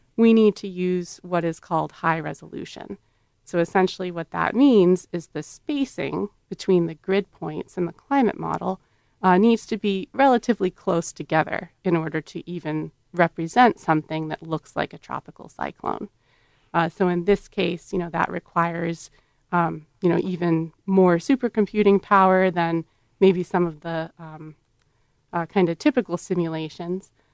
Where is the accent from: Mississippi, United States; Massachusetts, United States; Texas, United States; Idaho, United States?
Massachusetts, United States; moved away; I grew up in Massachusetts